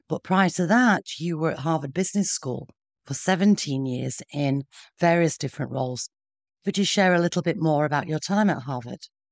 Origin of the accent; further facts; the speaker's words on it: Sheffield, Yorkshire and the Humber, United Kingdom; accent: northern; I'm from the north myself, as you can probably hear in my accent, and growing up in Yorkshire, in, in Sheffield